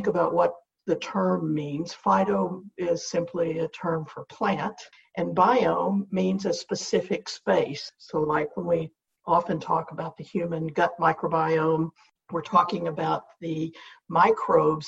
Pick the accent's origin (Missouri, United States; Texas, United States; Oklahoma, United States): Oklahoma, United States; Southwest; I grew up in Southwest Oklahoma